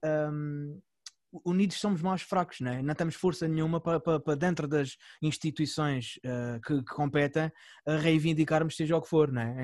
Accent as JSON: {"language": "Portuguese", "region": "Algarve", "country": "Portugal", "said": "a gente aqui, uh, enquanto algarvios"}